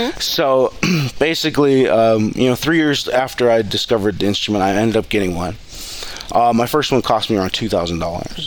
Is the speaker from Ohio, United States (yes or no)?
yes; Cleveland, Ohio, United States; now in Coeur d'Alene, United States; I grew up on a farm right outside of Cleveland